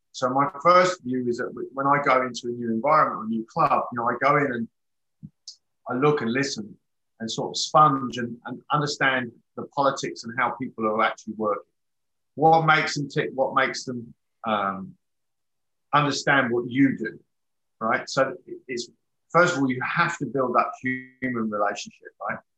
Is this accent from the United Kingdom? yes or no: yes; England, United Kingdom; moved away as an adult; I'm English.